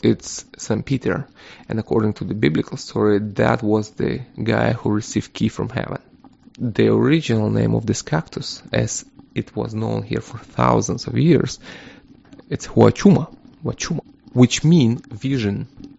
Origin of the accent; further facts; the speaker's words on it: Ukraine; I'm originally from Ukraine.